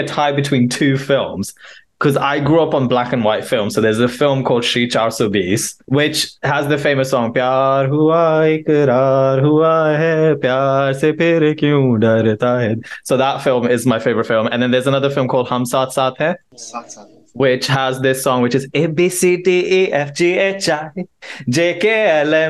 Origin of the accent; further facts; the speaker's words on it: Lahore, Punjab, Pakistan; moved away; I grew up in Gulbarg